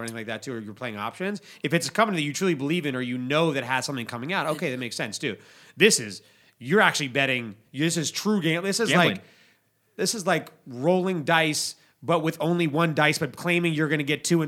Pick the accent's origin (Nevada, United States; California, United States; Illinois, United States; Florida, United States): Nevada, United States; Las Vegas; We're from Las Vegas